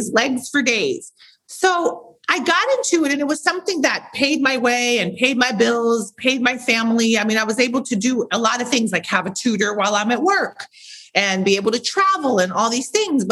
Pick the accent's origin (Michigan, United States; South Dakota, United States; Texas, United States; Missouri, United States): Missouri, United States; St. Louis; moved away; I'm from St. Louis, Missouri. I started modeling locally, probably 10, 11 years